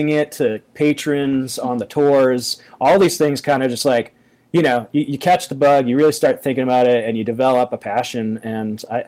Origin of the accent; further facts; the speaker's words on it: New England, United States; I'm from New England